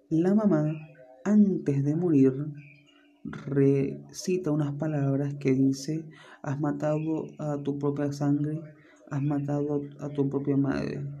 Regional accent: Venezuela; Y es de aquí Venezuela. Todos los que somos venezolanos obviamente conocerán qué es la Sayona.

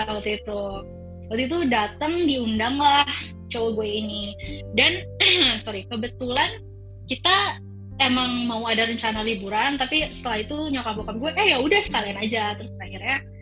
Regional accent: Java, Indonesia; also born or lived in Semarang; now in Jakarta, Indonesia; gue sebagai orang Jawa

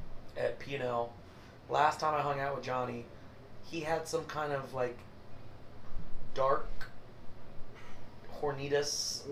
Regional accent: St. Joseph, Missouri, United States; St. Joe people... we just love good bourbon.

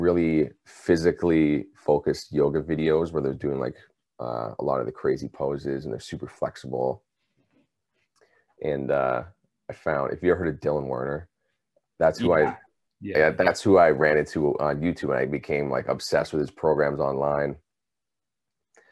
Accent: British Columbia, Canada; now in Ontario, Canada; I'm from British Columbia in Canada. Originally, I've been in Ontario for about 15 plus years now

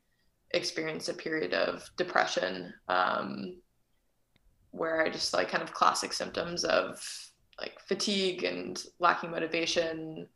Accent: Fair Haven, New Jersey, United States; moved away as an adult; also born or lived in Durham, North Carolina / Prague, Czech Republic; I grew up in Fairhaven, New Jersey, right next to you in Rumson

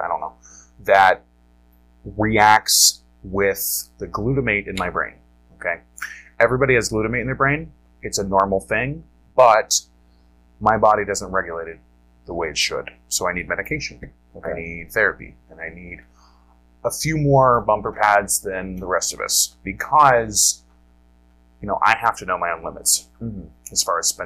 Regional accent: Ohio, United States; moved away as an adult; now in Wisconsin, United States; I grew up in Ohio

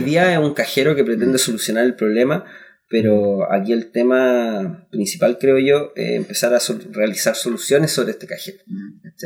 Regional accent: Concepción, Biobío, Chile; nosotros somos de Conce, somos un grupo de cuatro amigos

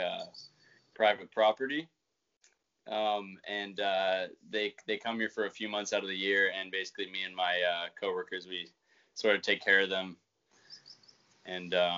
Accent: Vancouver, British Columbia, Canada; I was born in Vancouver City

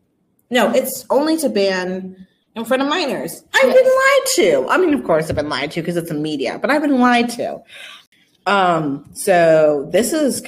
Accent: Texas, United States; born there; I was born in Texas, do not listen to country.

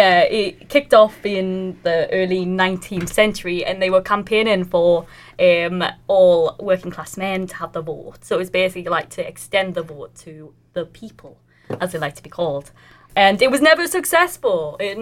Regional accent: Newcastle upon Tyne, North East England, United Kingdom; So I did my master's in Newcastle. I'm from Newcastle.

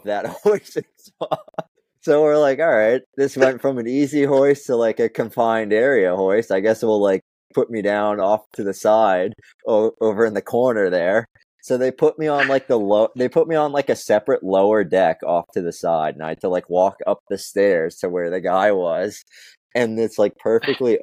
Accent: Florida, United States; when I was growing up in Florida in August

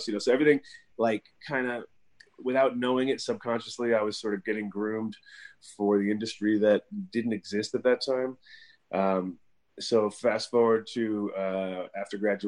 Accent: Woodstock, New York, United States; moved away as an adult; also born or lived in Amsterdam; I was born in 69 in Woodstock, not at Woodstock, but in Woodstock

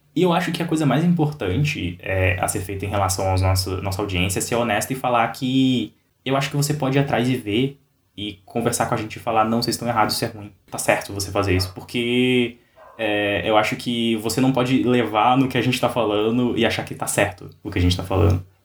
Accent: Brazil; como brasileiros

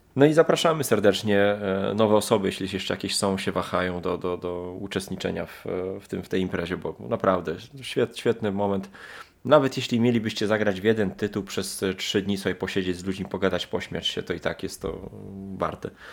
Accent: Lublin, Lublin Voivodeship, Poland; u nas w Lublinie

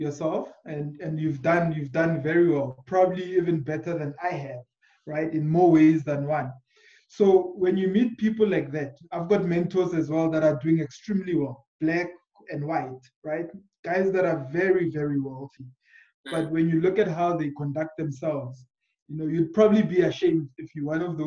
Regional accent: Tembisa, Gauteng, South Africa; also born or lived in Giyani, Limpopo; now in Johannesburg, South Africa; I was born in Giani, so in Limpopo, but okay. I was raised in Tembisa, right? And I live in Johannesburg

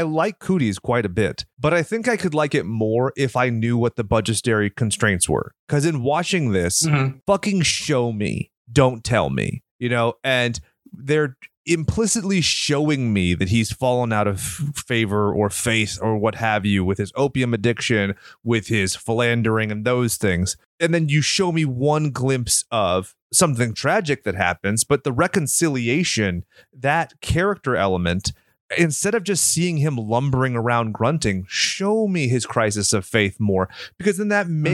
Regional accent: California, United States; I'm from California.

